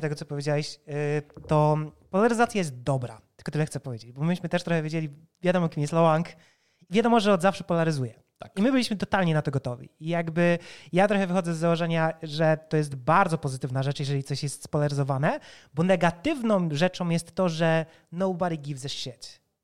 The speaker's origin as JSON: {"language": "Polish", "country": "Poland", "said": "My jesteśmy deweloperami z Polski"}